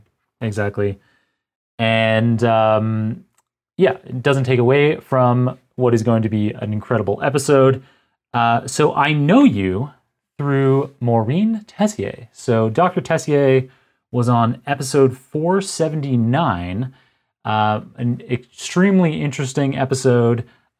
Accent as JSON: {"language": "English", "town": "Toronto", "region": "Ontario", "country": "Canada", "tie": "born or raised there", "said": "So I was born and raised in Toronto"}